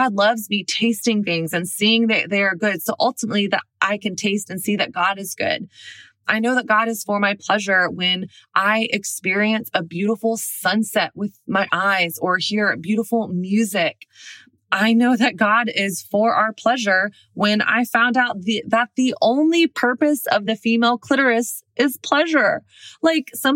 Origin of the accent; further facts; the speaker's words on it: the South, United States; moved away; also born or lived in Brooklyn; I'm from the South.